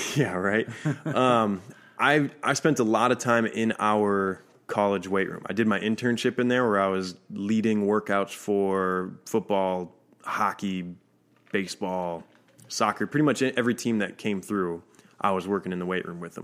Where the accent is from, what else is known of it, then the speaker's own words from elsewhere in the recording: Minnesota, United States; I'm from Minnesota.